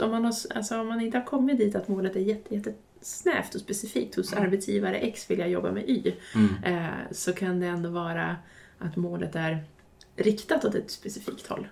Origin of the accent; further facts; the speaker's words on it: Norrbotten County, Sweden; jag som norrbottning